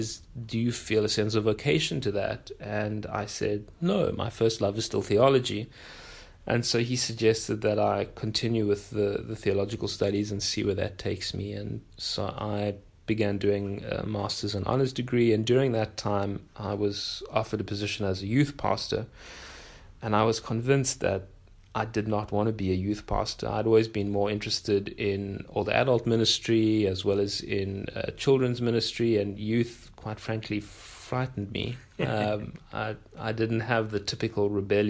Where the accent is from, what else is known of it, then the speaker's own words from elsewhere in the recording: Pietermaritzburg, KwaZulu-Natal, South Africa; I was born in Pietermaritzburg, which is pretty close to Durban.